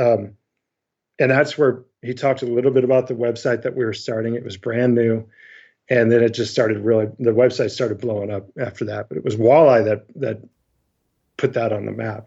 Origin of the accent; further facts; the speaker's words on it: Northwest Ohio, United States; moved away as an adult; also born or lived in upstate New York; I grew up in Northwest Ohio